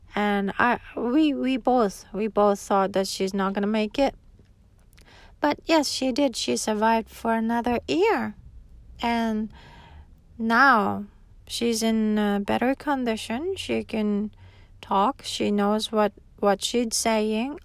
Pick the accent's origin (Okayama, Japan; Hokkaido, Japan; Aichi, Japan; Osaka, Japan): Hokkaido, Japan; also born or lived in Tokyo, Japan; now in Okinawa, Japan; I was raised in Hokkaido, and that's where my grandma still lives.